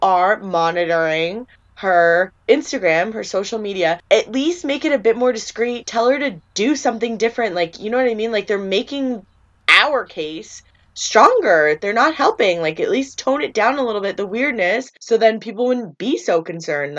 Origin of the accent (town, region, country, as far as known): Canada